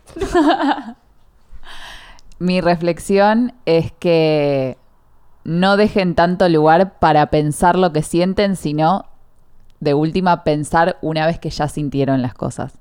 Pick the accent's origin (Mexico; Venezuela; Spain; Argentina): Argentina; soy argentina.